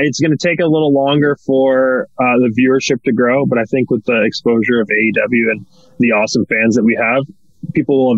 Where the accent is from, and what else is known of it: Canada